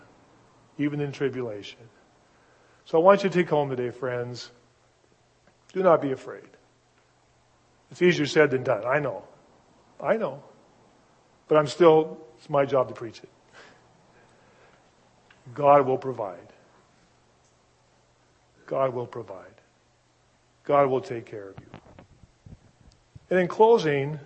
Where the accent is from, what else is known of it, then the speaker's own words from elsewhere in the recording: Seattle, Washington, United States; My hometown is Seattle. This is my home